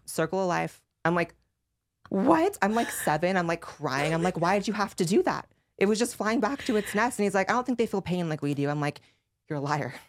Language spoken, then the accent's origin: English; United States; as an American